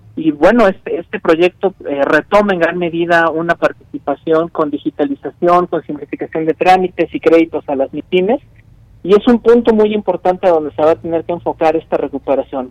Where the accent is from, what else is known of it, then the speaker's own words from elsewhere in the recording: Mexico City, Mexico; soy de la Ciudad de México